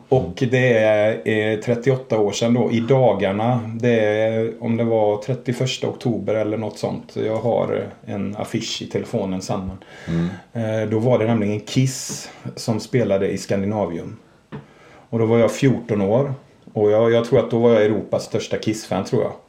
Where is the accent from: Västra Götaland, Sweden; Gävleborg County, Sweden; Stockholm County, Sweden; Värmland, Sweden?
Västra Götaland, Sweden; Borås, Fritsla, Kinna; jag är uppvuxen i, först i Borås, sen i Frissla och sen i Kina.